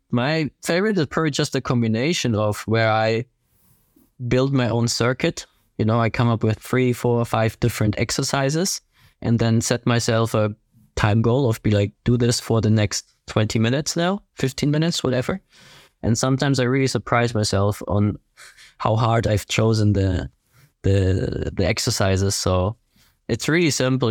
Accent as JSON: {"language": "English", "town": "Ingolstadt", "region": "Bavaria", "country": "Germany", "second_language": "English", "lives_now": "Herzogenaurach, Germany", "said": "I am from Ingolstadt in Germany, southern Germany. Currently live in Herzogenaurach, close to Nuremberg."}